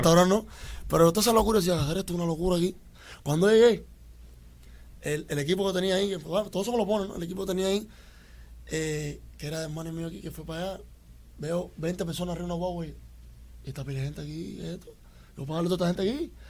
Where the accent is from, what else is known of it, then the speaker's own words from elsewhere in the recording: Cuba; now in Miami, United States; yo soy un latita cubano